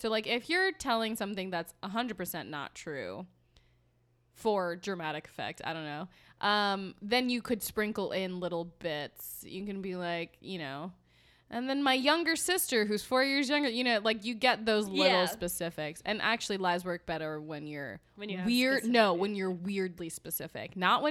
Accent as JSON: {"language": "English", "region": "New York", "country": "United States", "said": "I'm from a small town and I don't know, New York. I'm from New York."}